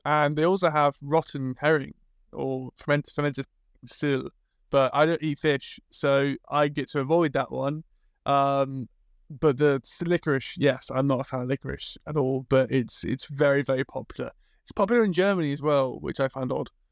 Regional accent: England, United Kingdom; as a British person

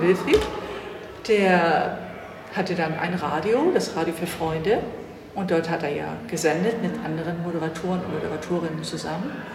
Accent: Hamburg, Germany; meine Heimatstadt ist Hamburg. Ich komme aus Hamburg

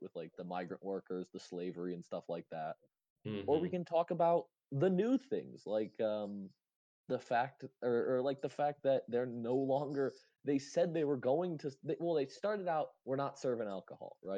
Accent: United States; as an American

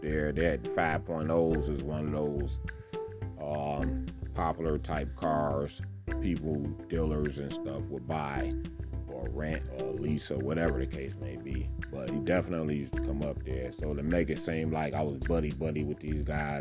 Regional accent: Detroit, Michigan, United States; I grew up right there on Crane and Grasher.

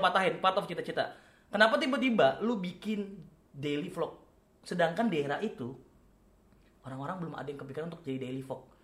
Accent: Karo Batak home village, North Sumatra, Indonesia; moved away; kalau di kampung gua itu kan kental banget ya, adat Batak Karonya

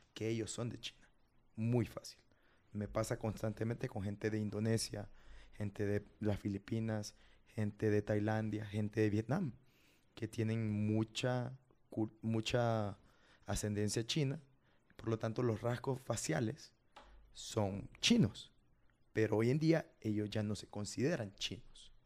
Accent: Honduras; moved away as an adult; now in Japan; Creo que soy el primer hondureño que cursa

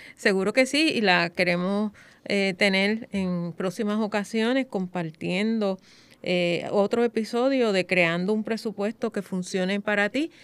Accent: Puerto Rico; nosotros como puertorriqueños

